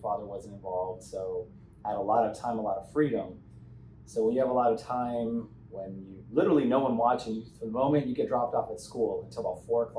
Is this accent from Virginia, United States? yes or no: no; San Diego, California, United States; also born or lived in Paradise Hills, San Diego / Bonita, California / Eastlake, Chula Vista; I was born and raised here in San Diego.